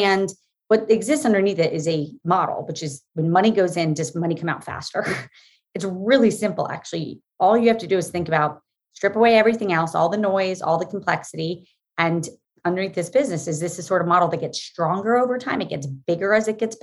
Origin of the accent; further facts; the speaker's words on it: Florida, United States; moved away as an adult; also born or lived in Massachusetts / New York; I grew up in Florida